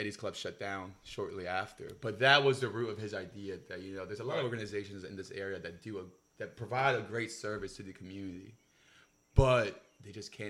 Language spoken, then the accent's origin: English; Honduras; I'm from Honduras, so shout out to my Honduran friends out there.